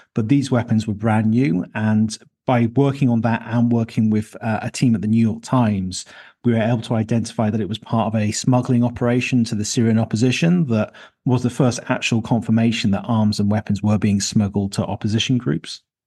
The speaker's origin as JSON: {"language": "English", "town": "Leicester", "region": "East Midlands", "country": "United Kingdom", "tie": "born or raised there", "said": "in my hometown of Leicester in the U K"}